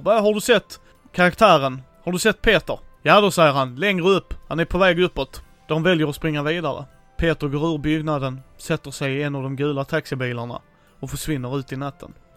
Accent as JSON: {"language": "Swedish", "town": "Helsingborg", "region": "Skåne", "country": "Sweden", "tie": "born or raised there", "said": "min hemstad här i Helsingborg"}